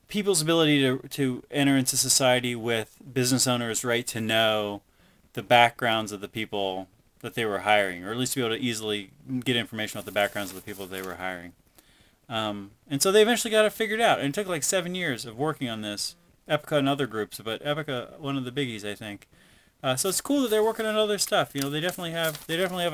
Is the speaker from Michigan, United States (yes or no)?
no; West Virginia, United States; now in Worcester, United States; I'm originally from West Virginia